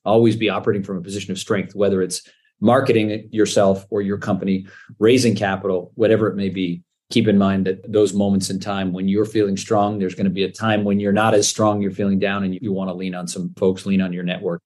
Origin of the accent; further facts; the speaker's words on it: Canada; moved away as an adult; also born or lived in New York, United States; I'm Canadian, born and raised